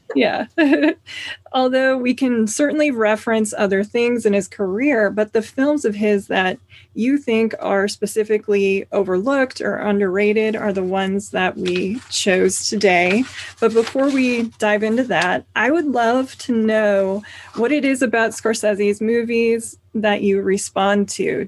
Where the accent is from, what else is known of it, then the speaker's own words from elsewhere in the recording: Minneapolis, Minnesota, United States; moved away; I'm from the Minneapolis area, actually, so suburbs there